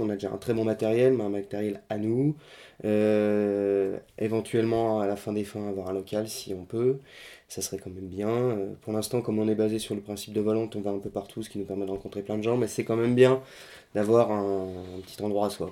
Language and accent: French; Lorraine, Grand Est, France; nous sommes Lorrain, donc euh, nous mettons toujours en avant la Lorraine